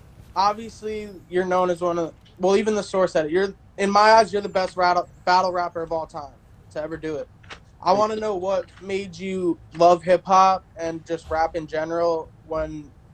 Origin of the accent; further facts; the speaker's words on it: New Jersey, United States; I'm from Jersey, too. Like, I've been in Philly.